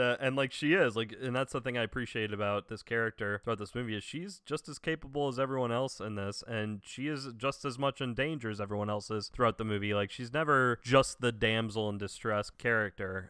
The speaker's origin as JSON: {"language": "English", "region": "the South", "country": "United States", "tie": "born or raised there", "said": "Growing up in the South"}